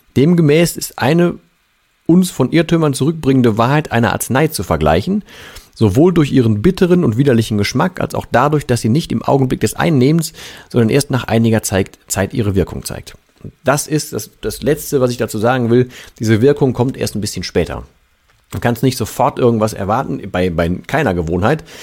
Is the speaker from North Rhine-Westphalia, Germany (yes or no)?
yes; Ruhr area, North Rhine-Westphalia, Germany; hier bei uns im Pott